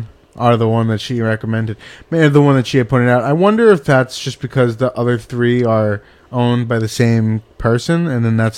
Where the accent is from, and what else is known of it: New York City, New York, United States; born or raised there